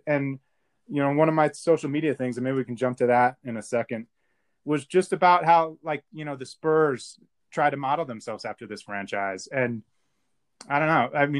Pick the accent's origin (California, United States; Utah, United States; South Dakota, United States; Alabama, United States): Utah, United States; also born or lived in Argentina; where are you guys from? And I was like, we were like, Utah.